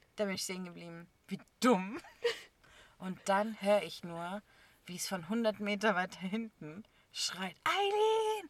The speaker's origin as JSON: {"language": "German", "country": "Germany", "tie": "born or raised there", "said": "ich bin hier geboren"}